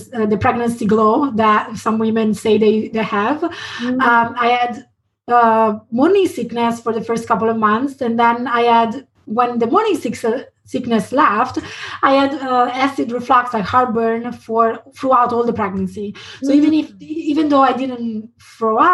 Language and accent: English; Italy; moved away as an adult; also born or lived in London, United Kingdom / San Francisco, United States; now in Portland, United States; I was born in Italy and I stayed there until after university. And then I moved to London.